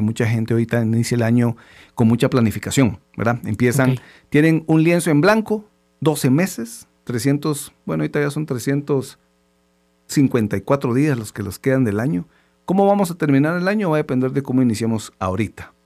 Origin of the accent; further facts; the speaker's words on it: Guatemala; todos como chapines